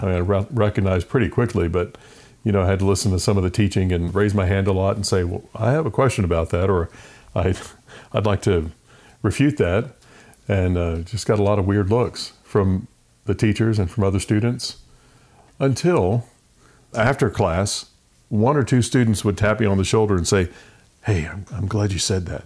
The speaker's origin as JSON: {"language": "English", "town": "Richmond", "region": "Virginia", "country": "United States", "tie": "born or raised there", "also_born_or_lived": "Raleigh, North Carolina / Del Rio, Texas", "moved": "as an adult", "said": "I grew up in Richmond, Virginia. Only child"}